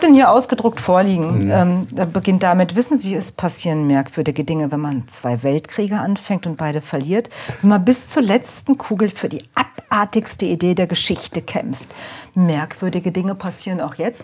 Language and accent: German; Offenbach, Hesse, Germany; ich bin in Offenbach groß geworden.